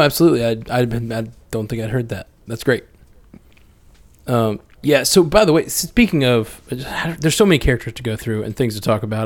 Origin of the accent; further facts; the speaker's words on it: Alabama, United States; we're both from Alabama.